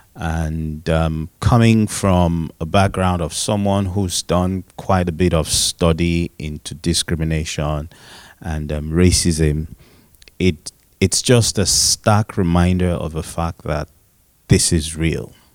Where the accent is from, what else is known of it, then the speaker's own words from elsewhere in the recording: Nigeria; I am Nigerian and um, fully Nigerian